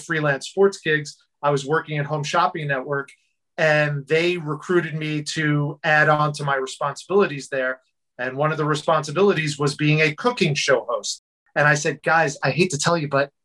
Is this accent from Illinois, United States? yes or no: no; New Jersey, United States; I grew up in New Jersey.